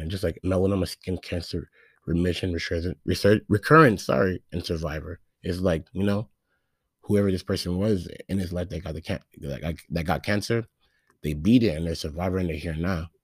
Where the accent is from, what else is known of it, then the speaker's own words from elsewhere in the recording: Phoenix, Arizona, United States; I'm from Phoenix, Arizona